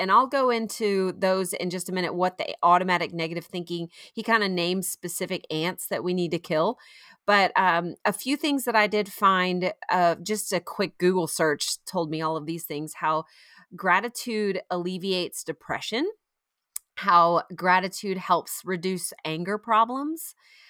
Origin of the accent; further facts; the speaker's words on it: Florida, United States; now in South Carolina, United States; I grew up in Florida and so I know that helps a lot.